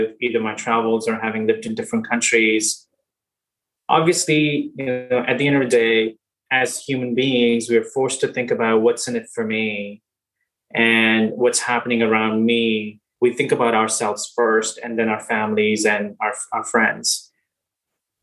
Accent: India; moved away; also born or lived in Singapore; I grew up in India and then have had the pleasure of living and working in different countries

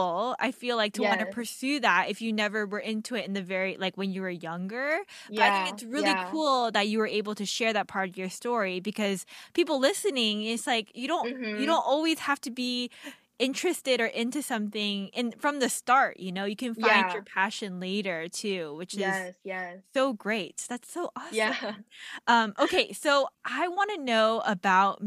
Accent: Atlanta, Georgia, United States; born or raised there; also born or lived in Anaheim, California

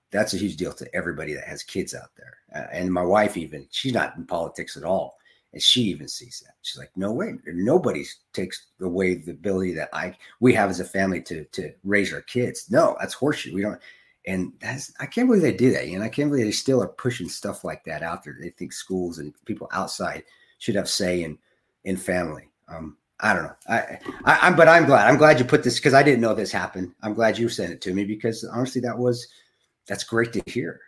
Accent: United States; as an American

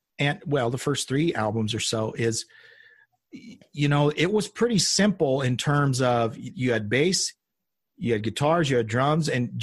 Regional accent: the Bible Belt, United States; I grew up in the Bible Belt

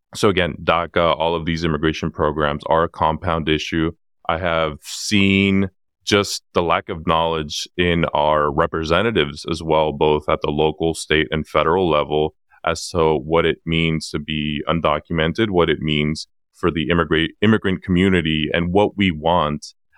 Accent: San Diego, California, United States; also born or lived in Acapulco, Guerrero, Mexico; I'm originally from Acapulco Guerrero, Mexico, born in ninety-four

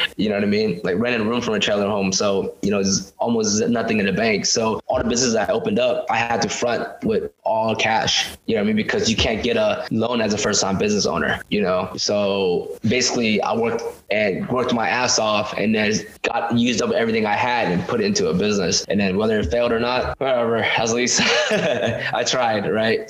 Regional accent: Stockton, California, United States; my hometown of my city of Stockton

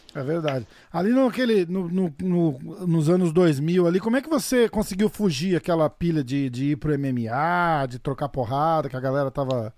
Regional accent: Brazil

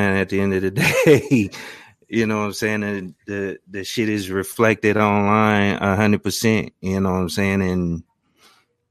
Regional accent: Louisiana, United States; where I grew up in Louisiana

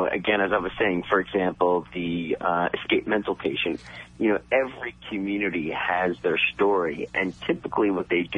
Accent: New York City, New York, United States; I grew up in Staten Island

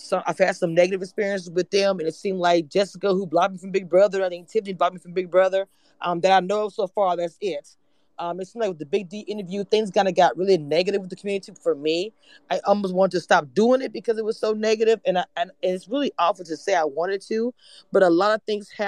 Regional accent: Natchitoches, Louisiana, United States; I am from Natchitoches. It's a small town out of Shreveport

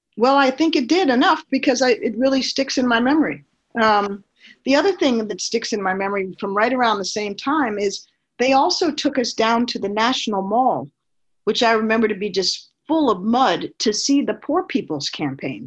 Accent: Washington, District of Columbia, United States; I was born in 1964 in Washington, D.C.

